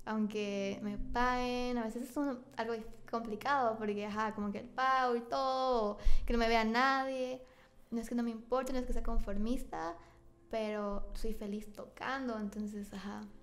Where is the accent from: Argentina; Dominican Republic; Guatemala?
Guatemala; ni siquiera me fui de Centroamérica